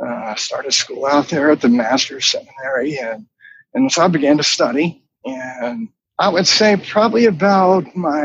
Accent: Charlotte, North Carolina, United States; I grew up in North Carolina in Charlotte

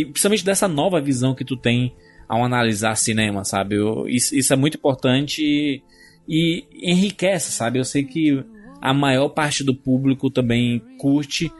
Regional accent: Northeast Region, Brazil; Eu, como nordestino, sempre tive que trabalhar duas, três, quatro vezes mais do que os outros

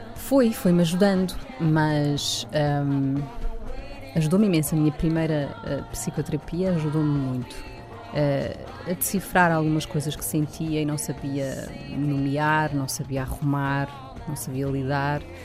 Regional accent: Loures, Lisbon, Portugal; born or raised there

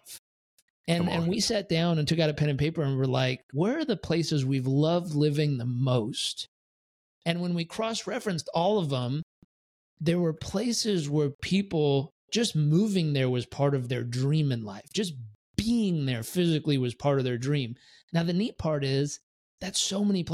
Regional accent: San Diego, California, United States; also born or lived in Miami Beach / San Francisco / Tampa; now in Puerto Rico; I grew up in San Diego

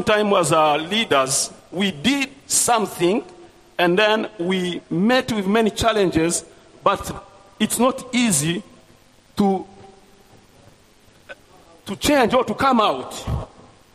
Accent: Burundi; English is a second language; moved away as an adult; now in Rwanda; I was born in Burundi because of the history and the refugee camp there. So I come back in Rwanda after genocide 1994

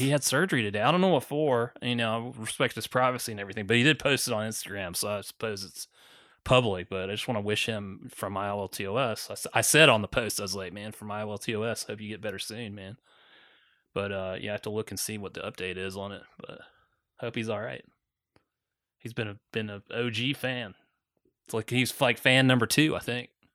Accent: Augusta, Georgia, United States; where I grew up in Augusta, Georgia

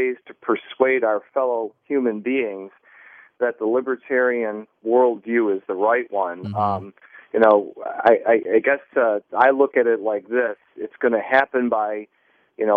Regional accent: Buffalo, New York, United States; moved away; I'm originally from Buffalo, New York

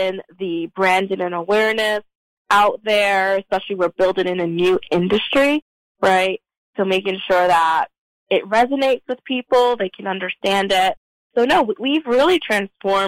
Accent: New York City, New York, United States; now in Georgia, United States; I grew up in New York City

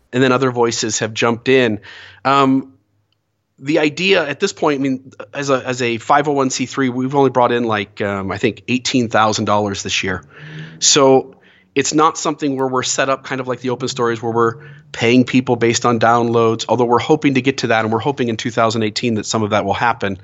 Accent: Sandusky, Ohio, United States; moved away as an adult; now in Santa Clara, United States; born and raised in Sandusky, Ohio

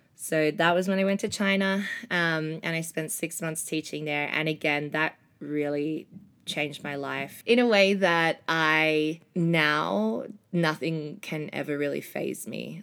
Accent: Melbourne, Victoria, Australia; moved away; I'm from Melbourne, Australia

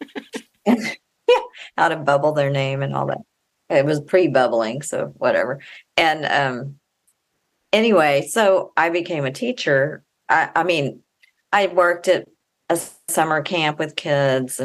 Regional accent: Austin, Texas, United States; I grew up in Austin, Texas. I still live there.

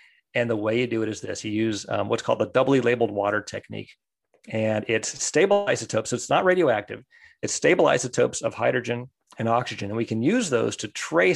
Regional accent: United States; growing up in the States

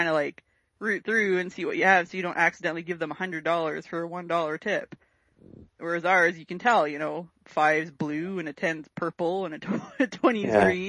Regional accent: Canada

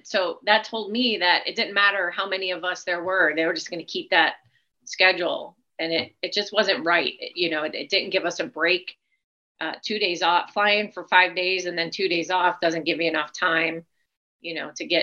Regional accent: Chicago, Illinois, United States; now in Arizona, United States; my city where I grew up in Chicago

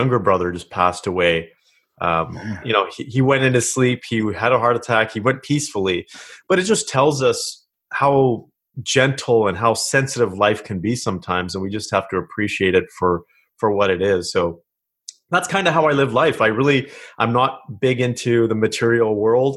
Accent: Kelowna, British Columbia, Canada; moved away as an adult; now in Ontario, Canada; I grew up in Kelowna, British Columbia.

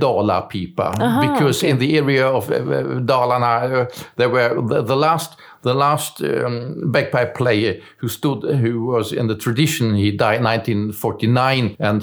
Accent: Germany; English is a second language; moved away as an adult; now in Sweden; I was born in Germany, but I came to Sweden in 1988.

